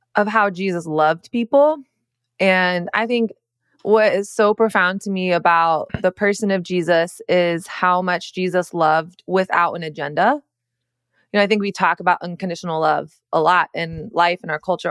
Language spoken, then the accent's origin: English; the South, Southern United States, United States; Growing up in Southern Christian culture